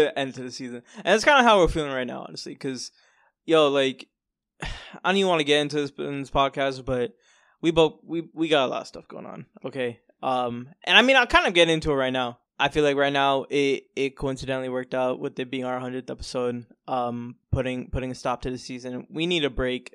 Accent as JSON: {"language": "English", "region": "Florida", "country": "United States", "tie": "born or raised there", "also_born_or_lived": "New York", "moved": "as an adult", "lives_now": "New York City, United States", "said": "born in New York. I lived here for a couple years. Uh, my family moved down to Florida in two thousand, two thousand and two"}